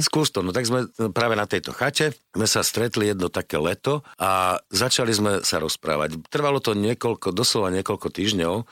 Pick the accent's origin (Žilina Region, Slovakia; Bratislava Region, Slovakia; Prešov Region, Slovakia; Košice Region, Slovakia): Bratislava Region, Slovakia; Devín; v Devine v našej dedine